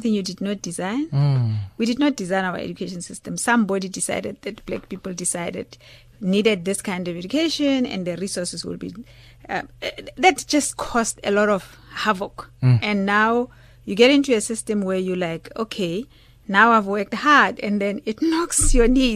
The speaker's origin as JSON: {"language": "English", "town": "Klerksdorp", "region": "North West", "country": "South Africa", "also_born_or_lived": "Jan Kempdorp", "moved": "yes", "said": "I came from Klerksdorp."}